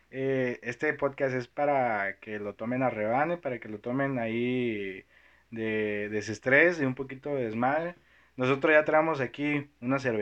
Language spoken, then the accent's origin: Spanish; Toluca, State of Mexico, Mexico; now in Monterrey, Mexico; es del centro, pero soy de Toluca, así es.